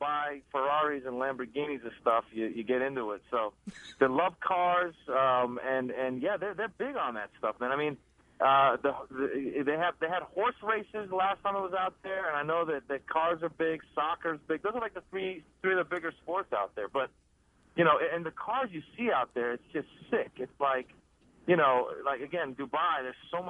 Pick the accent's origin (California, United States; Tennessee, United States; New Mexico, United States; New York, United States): California, United States; the Bay Area, Northern; also born or lived in Iran; now in Los Angeles, United States; I grew up in the Bay Area, up in Northern California